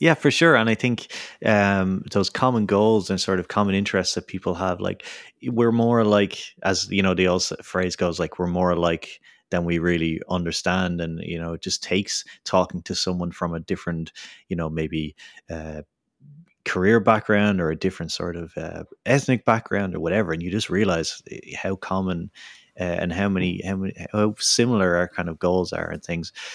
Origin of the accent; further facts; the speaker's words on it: Dublin, Leinster, Ireland; moved away; back in my hometown of Dublin